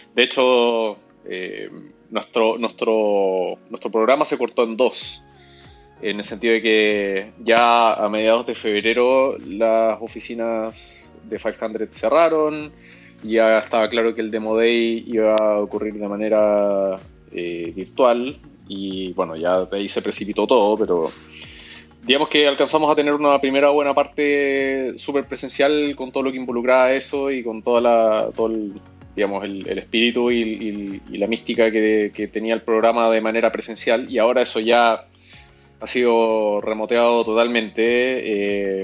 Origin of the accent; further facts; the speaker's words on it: Chile; moved away as an adult; now in Peru; yo soy chileno, pero viviendo en Perú hace siete años.